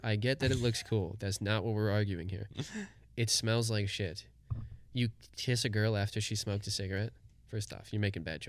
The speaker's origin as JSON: {"language": "English", "town": "Compton", "region": "California", "country": "United States", "tie": "born or raised there", "said": "Yeah, I took 4 years of jiu-jitsu, and I grew up in Compton."}